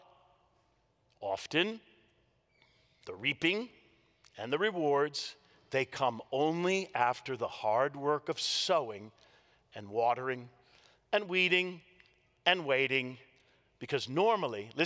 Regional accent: Washington, District of Columbia, United States; I grew up in the Washington, D.C. area

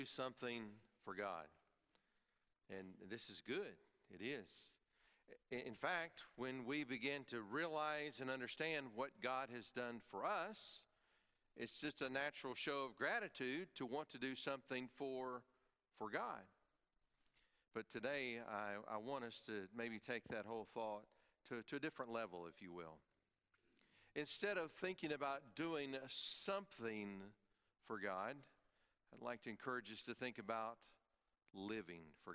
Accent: East Tennessee, United States; When I grew up in East Tennessee, there was a tourist attraction nearby called Forbidden Caverns

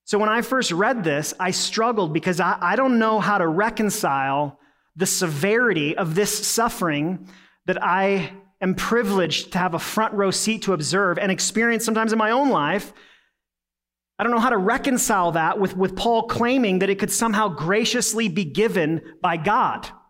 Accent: United States; being an American

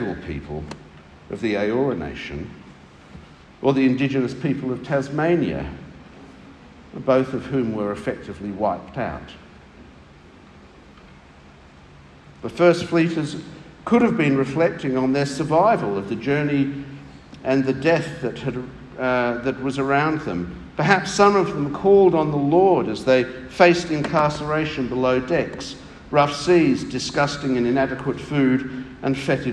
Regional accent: England, United Kingdom; now in Australia; I come from England

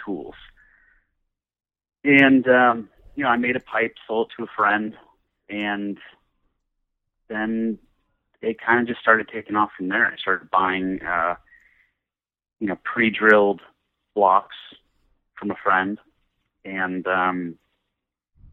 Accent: San Jose, California, United States; I grew up in the San Francisco Bay Area in a town that is now larger, so most people know of San Jose, California, Silicon Valley

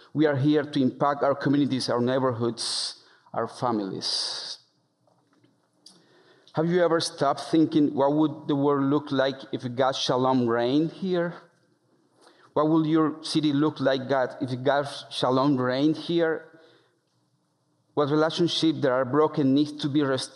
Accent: El Bagre, Antioquia, Colombia; moved away as an adult; my hometown

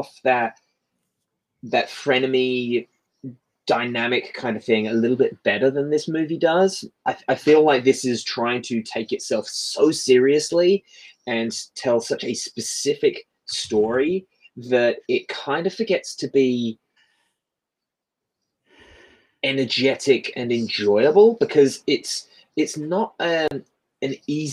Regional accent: England, United Kingdom; I'm the Englishman

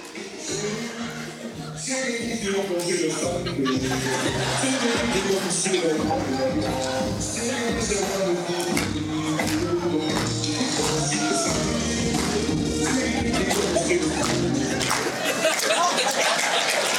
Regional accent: Scotland, United Kingdom; now in New Zealand; I'm Scottish.

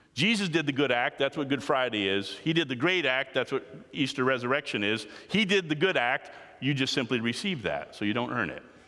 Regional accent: Canada; I am Canadian, we are part of the Commonwealth

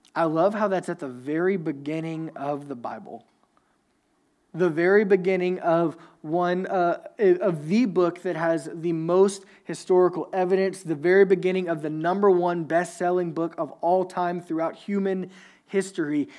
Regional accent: Louisiana, United States; I'm from Louisiana, so I went to this small Southern Baptist, like, super, super conservative church

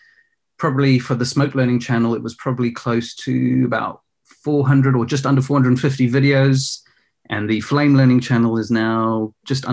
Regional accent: Johannesburg, Gauteng, South Africa; I was actually born in South Africa in Johannesburg

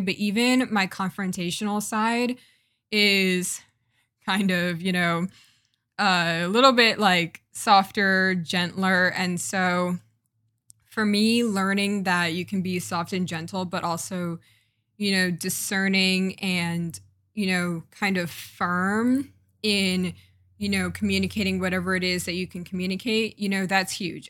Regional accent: United States; also born or lived in Jamaica; as a Jamaican American woman

